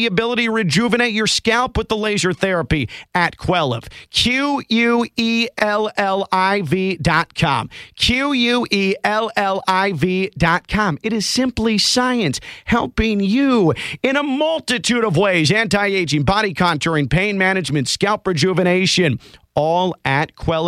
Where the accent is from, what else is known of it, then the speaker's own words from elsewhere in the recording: Chicago, Illinois, United States; when I was growing up in Chicago